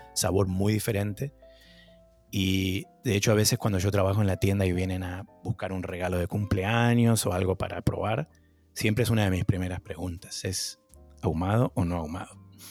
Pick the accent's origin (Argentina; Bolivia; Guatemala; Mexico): Argentina; moved away as an adult; also born or lived in New York, United States; now in Boston, United States; me fui de Argentina en crisis